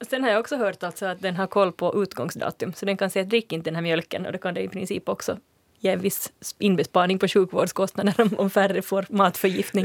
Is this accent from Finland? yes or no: yes; Finland; accent: near-standard Finland Swedish; also born or lived in Sweden; jag kände mig som finlandssvensk i Sverige